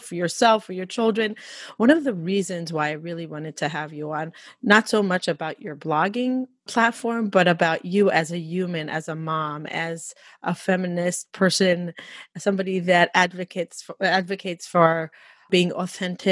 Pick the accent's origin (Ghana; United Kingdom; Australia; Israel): Israel; now in United States; I'm Orthodox from Israel. I grew up in a family of six.